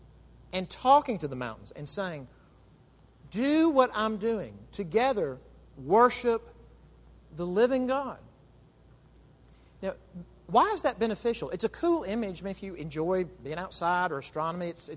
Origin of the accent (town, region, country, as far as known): United States